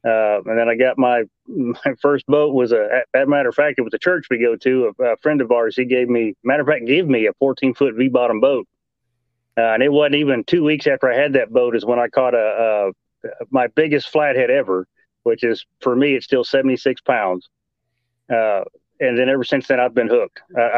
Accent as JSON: {"language": "English", "town": "Big Rock", "region": "Tennessee", "country": "United States", "said": "From Big Rock, Tennessee."}